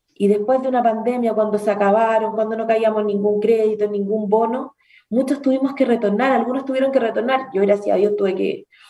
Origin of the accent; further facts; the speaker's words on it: Chile; como cualquier chileno traté de emprender